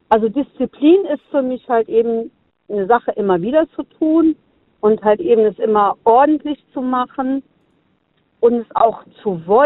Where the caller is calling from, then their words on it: Konz, Rhineland-Palatinate, Germany; Äh, hier, Konz.